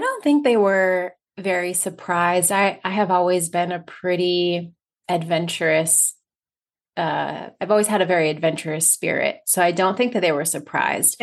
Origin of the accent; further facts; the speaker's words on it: United States; first language English; also born or lived in Barcelona, Spain; as an American